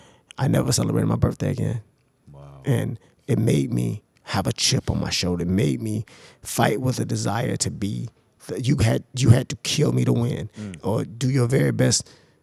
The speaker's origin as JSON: {"language": "English", "town": "Jacksonville", "region": "Florida", "country": "United States", "tie": "born or raised there", "said": "I grew up in Florida, Jacksonville, Florida"}